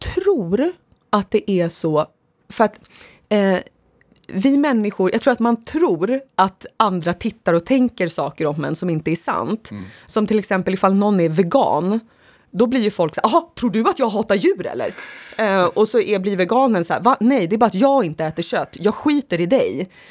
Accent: Sorunda, Stockholm County, Sweden; I ett sånt område växte jag upp

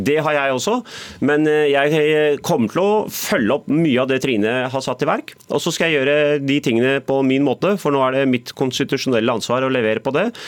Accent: Oslo, Norway; also born or lived in Bærum; Jeg er selvfølgelig født og oppvokst i Oslo, bodd par år i Bærum og par år i utlandet

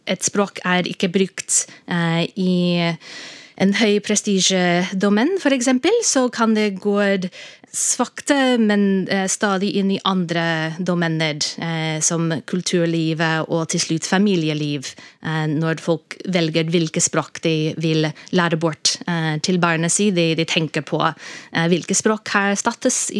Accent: United States; Så for eksempel i USA, der jeg vokste opp, så var det i 1990 urfolk-språkbrukere fikk en slags anerkjennelse.

